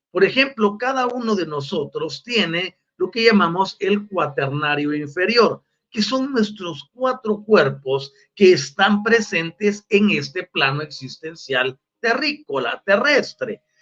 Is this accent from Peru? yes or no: no; Buenos Aires Province, Argentina; porque también soy una provincia de Buenos Aires.